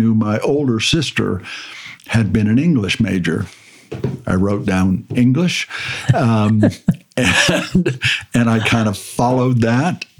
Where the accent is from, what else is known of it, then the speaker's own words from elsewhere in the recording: the Bay Area, California, United States; I grew up in California in the Bay Area